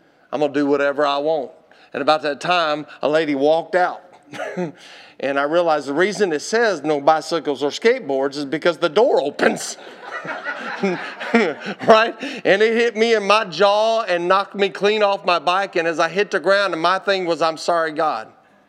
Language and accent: English; Texas, United States; And I ran off and I told her, you don't know me. I'm from Texas.